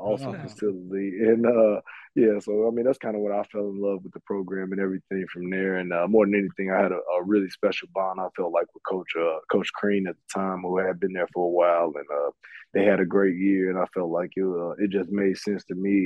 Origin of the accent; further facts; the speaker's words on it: Frankfort, Illinois, United States; also born or lived in Belgium; I'm back home, actually, just a little bit southwest of Chicago. So that's why I call home now. I'm right out in out in the Frankfurt area